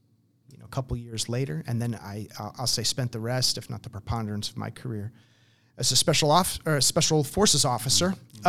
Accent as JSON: {"language": "English", "region": "New Jersey", "country": "United States", "tie": "born or raised there", "said": "You know, but no, I grew up in New Jersey. I wrestled in high school."}